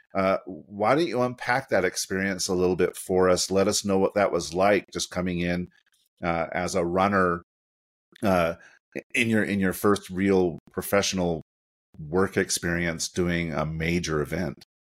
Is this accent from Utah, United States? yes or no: yes; Utah, United States; also born or lived in Sandy, Utah; the University of Utah, which is my hometown. I'm joining from Sandy, Utah